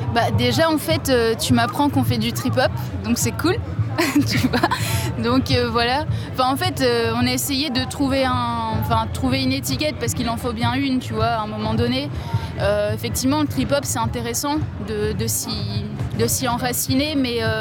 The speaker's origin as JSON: {"language": "French", "country": "Réunion", "said": "On vient de La Réunion tous les deux"}